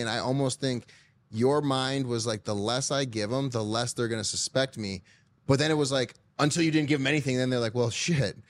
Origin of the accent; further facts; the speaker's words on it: Michigan, United States; I'm from Michigan